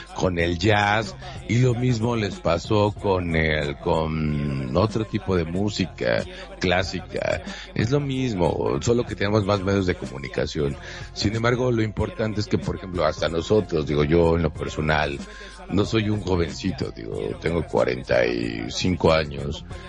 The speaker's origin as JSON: {"language": "Spanish", "town": "Monterrey", "region": "Nuevo León", "country": "Mexico", "said": "soy de Monterrey, México."}